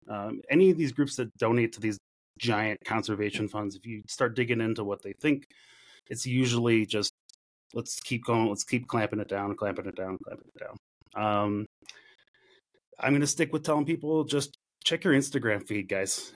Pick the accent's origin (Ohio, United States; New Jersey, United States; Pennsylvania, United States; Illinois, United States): Illinois, United States; Chicago; moved away; I grew up in Chicago